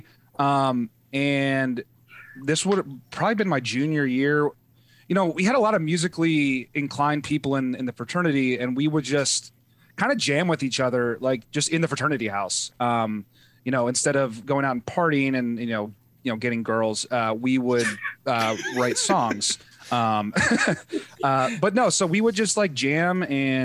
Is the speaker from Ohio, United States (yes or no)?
yes; Cleveland, Ohio, United States; moved away as an adult; now in Cincinnati, United States; grew up in Cleveland together. We went to the same high school